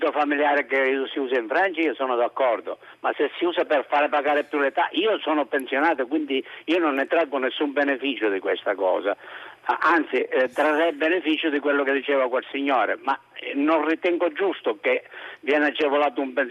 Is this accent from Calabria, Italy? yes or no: no; Palermo, Sicily, Italy; vicino Catania, però vissuto sempre a Palermo.